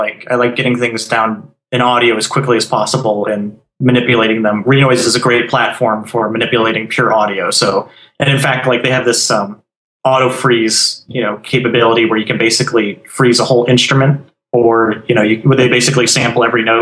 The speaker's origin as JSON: {"language": "English", "region": "Arizona", "country": "United States", "moved": "yes", "lives_now": "Florida, United States", "said": "I come from Arizona"}